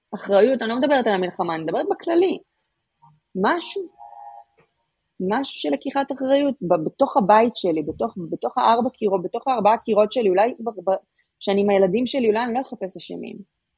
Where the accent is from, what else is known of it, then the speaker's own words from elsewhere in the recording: Israel; לנו כישראלים